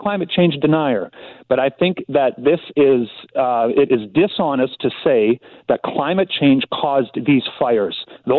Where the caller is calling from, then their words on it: Kelowna, British Columbia, Canada; I'm phoning from Kelowna.